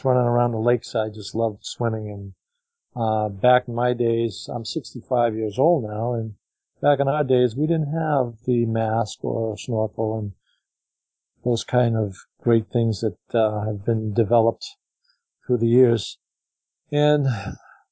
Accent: Manchester, New Hampshire, United States; we live about an hour away from the ocean where I was born in Manchester, New Hampshire

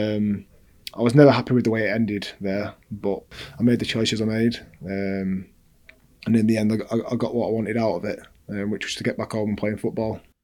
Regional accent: England, United Kingdom; first language English; I was born in England. I'm, I'm an only I only speak English

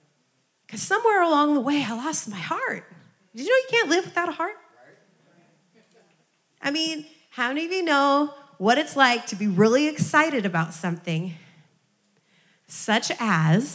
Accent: Iowa, United States; I grew up in Iowa

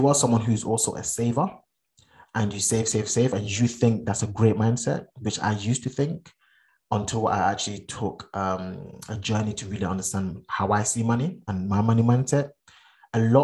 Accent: Ghana; now in United Kingdom; I'm Ghanaian. I've not been to Ghana since 2011.

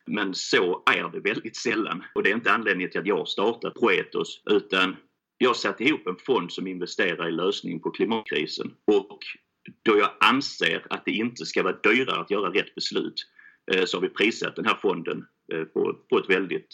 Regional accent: Helsingborg, Skåne, Sweden; Jag kommer från Helsingborg, det är därför jag låter som jag gör

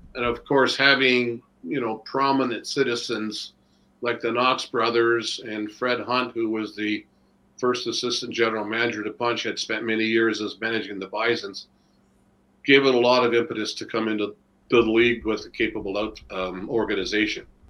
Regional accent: Toronto, Ontario, Canada; moved away as an adult; now in Buffalo, United States; we grew up in Etobicoke

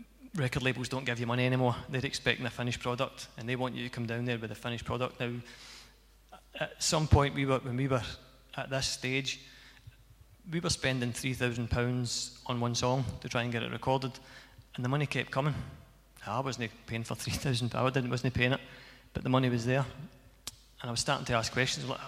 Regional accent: Cumnock, Scotland, United Kingdom; I came from Cumnock.

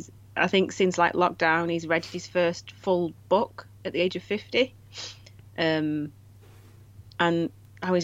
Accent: United Kingdom; I am also British myself

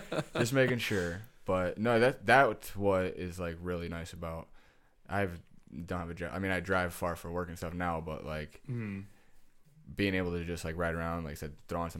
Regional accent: Detroit, Michigan, United States; Well, I'm from Detroit.

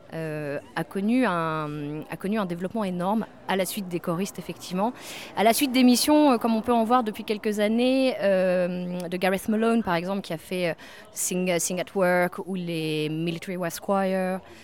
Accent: France; now in London, United Kingdom; en tant que Français, on est unique à Londres

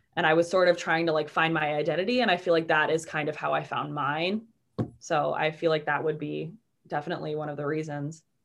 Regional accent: Waukegan, Illinois, United States; also born or lived in Kenosha, Wisconsin / Milwaukee, Wisconsin; I live in Waukegan, Illinois

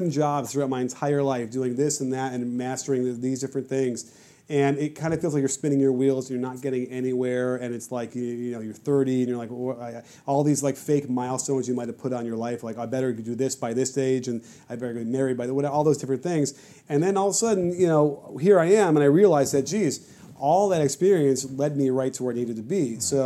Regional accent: Chicago, Illinois, United States; moved away; I grew up in Chicago

